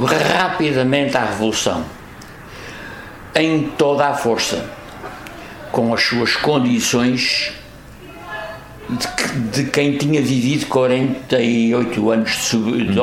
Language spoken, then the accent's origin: Portuguese; Angra do Heroísmo, Azores, Portugal; moved away as an adult; now in Póvoa, Portugal; na minha freguesia da Conceição de Angra